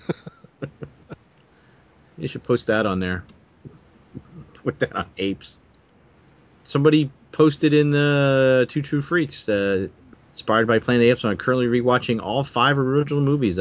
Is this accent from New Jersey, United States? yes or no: yes; New Jersey, United States; I'm from Jersey.